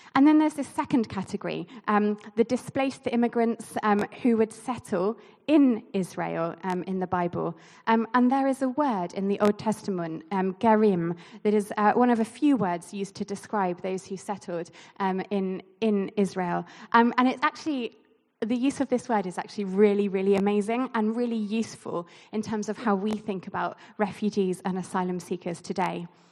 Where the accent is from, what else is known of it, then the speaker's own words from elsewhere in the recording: Basingstoke, South East England, United Kingdom; moved away; I grew up here in Basingstoke